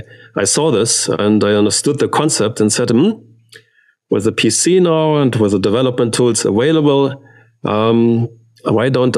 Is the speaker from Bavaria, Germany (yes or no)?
no; Stuttgart, Baden-Württemberg, Germany; English is a second language; I grew up in Stuttgart